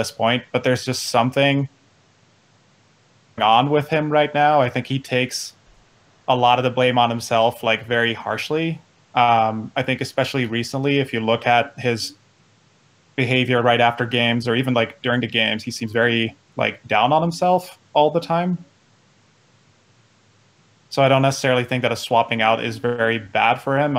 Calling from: Centennial, Colorado, United States; I'm calling from Centennial, Colorado, just outside of Denver.

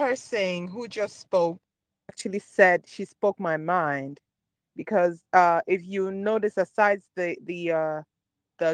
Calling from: Maryland, United States; I'm calling you from Maryland.

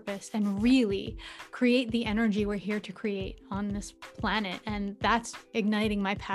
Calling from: New York, United States; Oh, I'm joining from New York, and thank you so much for having me today.

